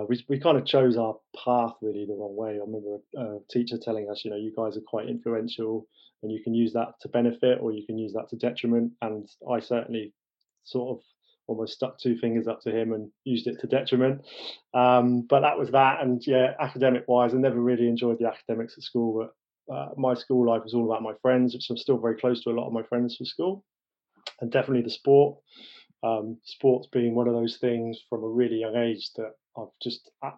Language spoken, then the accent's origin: English; Bath, South West England, United Kingdom; also born or lived in London; my family, with my father's job, moved down to the West Country, down to Bath.